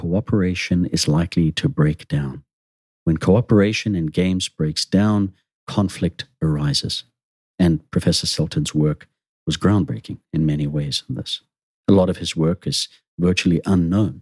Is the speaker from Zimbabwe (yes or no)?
yes; Zimbabwe; Growing up in Zimbabwe, I was one of those nations influenced by the communist bloc